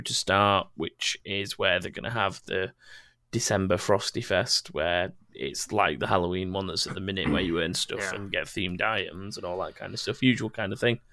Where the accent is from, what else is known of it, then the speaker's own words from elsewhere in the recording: Sheffield, Yorkshire and the Humber, United Kingdom; I'm from Sheffield, too.